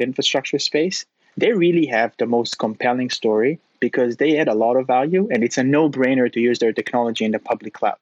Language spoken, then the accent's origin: English; Tel Aviv, Tel Aviv District, Israel; moved away as an adult; now in San Francisco, United States; I'm originally from Israel, from Tel Aviv